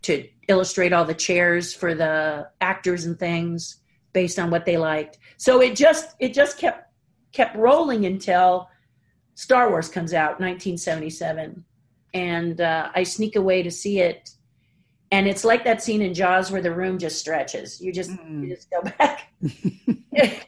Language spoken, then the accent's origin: English; Pasadena, California, United States; Born and raised in Pasadena